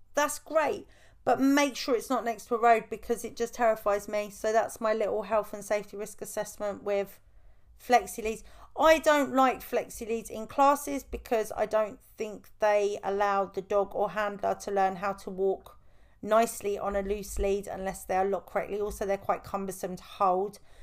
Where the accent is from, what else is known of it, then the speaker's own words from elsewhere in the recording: United Kingdom; I am British